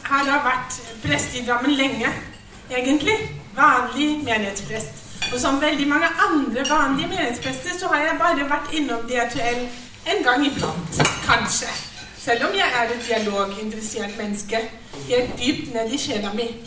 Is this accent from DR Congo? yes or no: no; Germany; Norwegian is a second language; moved away as an adult; now in Norway; Jeg er altså prest i {S1} Norsk kirke, men jeg er også innvandrer. Jeg kom fra Tyskland i 2008.